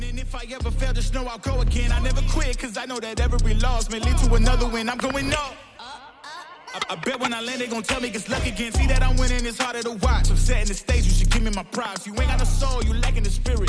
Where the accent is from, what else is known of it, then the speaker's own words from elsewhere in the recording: Burbank, California, United States; my hometown in Burbank